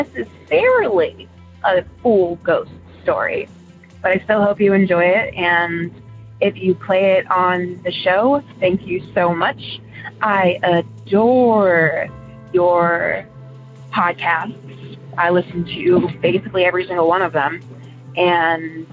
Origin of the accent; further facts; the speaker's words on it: Ohio, United States; also born or lived in Elyria, Ohio / Geauga County, Ohio; I'm from Ohio, originally from an area called Elyria, which is a pretty big city-ish area. And I moved to an area with my family when I was in first grade, in a place called Jug County.